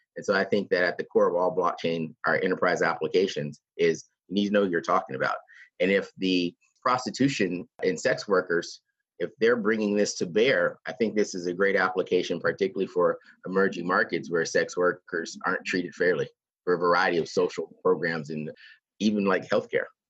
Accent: Texas, United States; an American from Texas

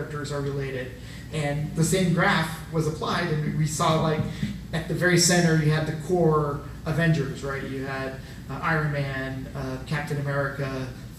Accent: Illinois, United States; now in Texas, United States; I'm originally from Illinois

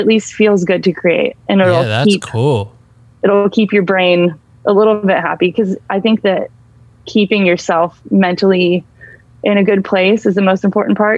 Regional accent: Bay Area, California, United States; I grew up in the Bay Area

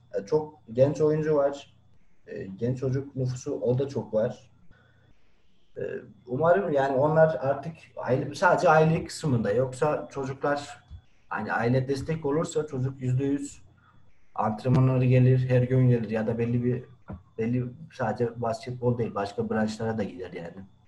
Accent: Erzurum, Turkey; now in Van, Turkey; Doğma büyüme Erzurumluyum.

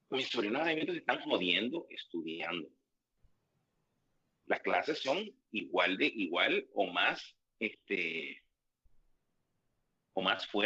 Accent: Puerto Rico; Como americano puertorriqueño que soy

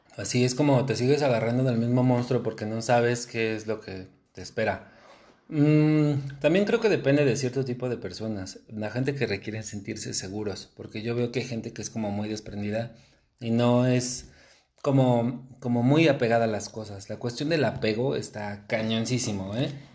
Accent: Mexico; como normalmente mexicanos somos

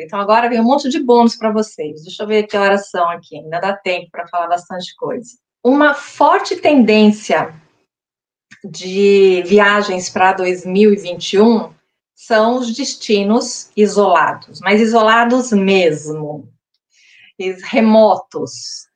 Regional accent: Brazil; nós somos brasileiros

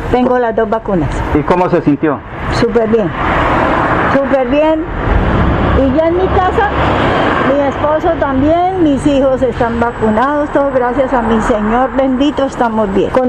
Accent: Colombia; todos somos colombianos

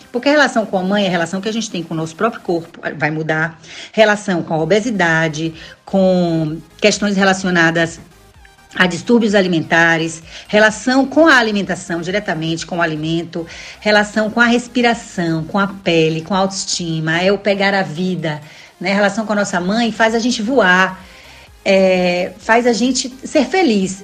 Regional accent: Salvador, Bahia, Brazil; Eu sou de Salvador, sou baiana de Salvador

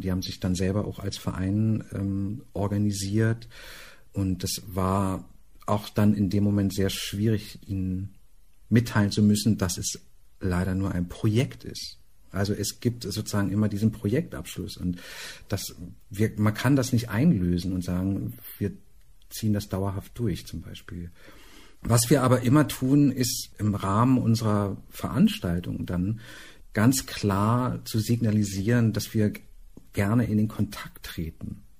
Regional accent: Berlin, Germany; ich lebe in Berlin, ich komme aus Berlin

